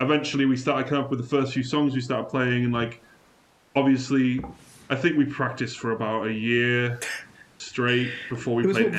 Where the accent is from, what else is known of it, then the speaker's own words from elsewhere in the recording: Wales, United Kingdom; I went through a really strong phase when I moved from North Wales to South Wales